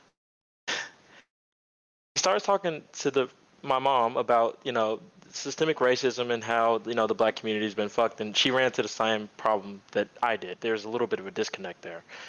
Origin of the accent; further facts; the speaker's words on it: Dallas, Texas, United States; I'm from Dallas